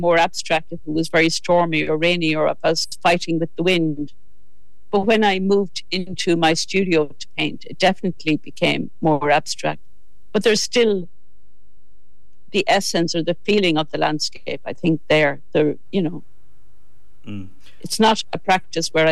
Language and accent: English; Midlands, Ireland; also born or lived in West Mayo; now in Wicklow, Ireland; all belonging to me are from West Mayo, but I grew up in the Midlands and I've lived in Wicklow for over half my life